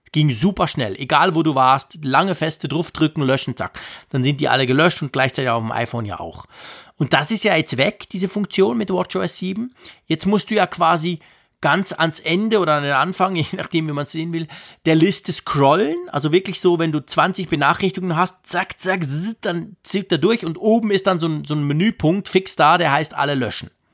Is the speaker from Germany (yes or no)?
no; Switzerland; als Schweizer